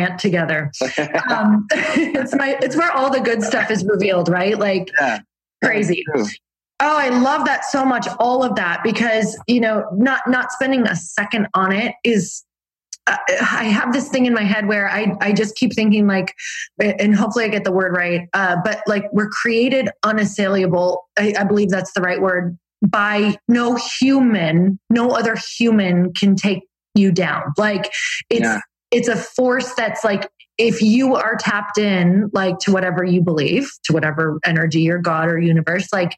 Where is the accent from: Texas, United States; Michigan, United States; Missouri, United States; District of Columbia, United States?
Michigan, United States; Upper; I'm from Upper Michigan.